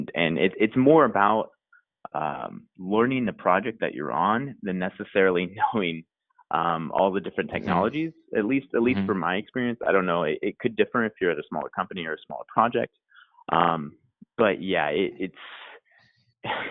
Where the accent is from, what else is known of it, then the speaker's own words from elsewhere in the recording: North Texas, United States; also born or lived in Austin, Texas; I am from North Texas, about an hour away from Dallas